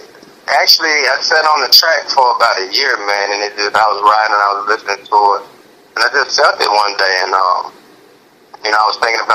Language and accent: English; Memphis, Tennessee, United States; moved away as an adult; now in Atlanta, United States; Pretty much raised in the inner city of Orange Mound, Memphis, Tennessee.